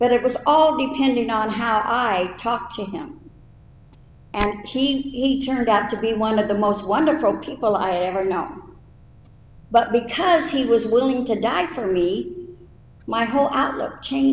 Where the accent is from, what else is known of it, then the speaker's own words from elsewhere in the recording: United States; moved away as an adult; I was 26 and from America